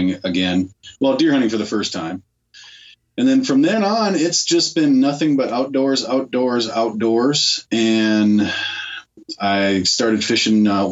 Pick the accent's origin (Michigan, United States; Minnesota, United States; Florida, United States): Minnesota, United States; I'm from Minnesota. I live right in the Minneapolis area